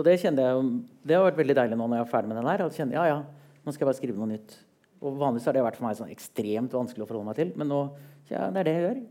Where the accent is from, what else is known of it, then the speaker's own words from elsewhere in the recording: Oslo, Norway; jeg kommer fra Oslo